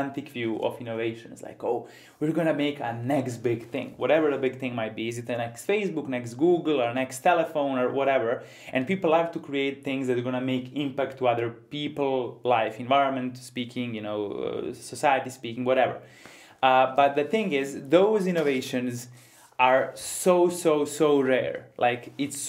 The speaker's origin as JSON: {"language": "English", "town": "Ivanjica", "country": "Serbia", "said": "I'm coming from Ivanica, for those of you who don't know, a small town in Western Serbia"}